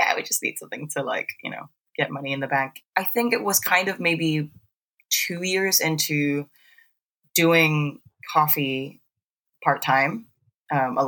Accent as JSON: {"language": "English", "country": "Singapore", "tie": "born or raised there", "moved": "as an adult", "lives_now": "United Kingdom", "said": "I'm from Singapore. I grew up in Singapore. I lived there for 19 years"}